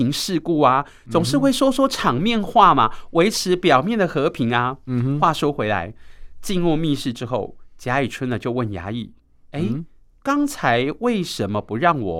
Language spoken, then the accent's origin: Chinese; Taipei, Taiwan; 我们台北人